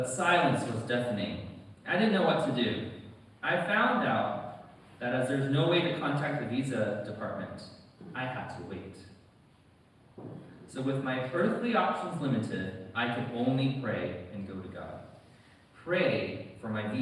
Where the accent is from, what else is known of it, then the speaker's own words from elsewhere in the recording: United States; accent: American; moved away as an adult; now in United Kingdom; you can probably tell from my accent, I am American